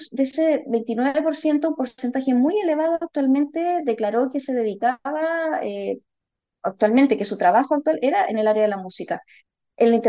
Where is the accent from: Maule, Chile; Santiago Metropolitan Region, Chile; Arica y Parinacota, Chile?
Santiago Metropolitan Region, Chile; Melipilla; now in La Serena, Chile; yo en realidad yo soy de Melipilla originalmente, de la zona central de la región metropolitana.